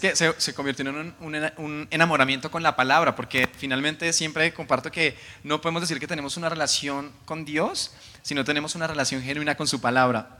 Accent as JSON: {"language": "Spanish", "town": "Soacha", "region": "Cundinamarca", "country": "Colombia", "tie": "born or raised there", "also_born_or_lived": "Bogotá", "said": "en ese lugar crecí, se llama Suacha"}